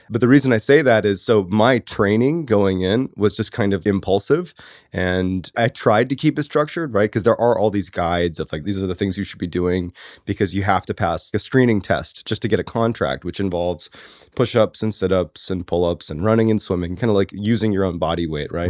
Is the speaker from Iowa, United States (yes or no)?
no; Boston, Massachusetts, United States; I grew up in Boston